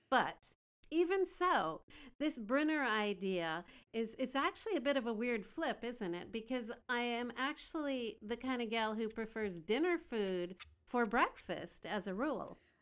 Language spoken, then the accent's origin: English; Canada; now in Beijing, China; I'm a Canadian gal living in Beijing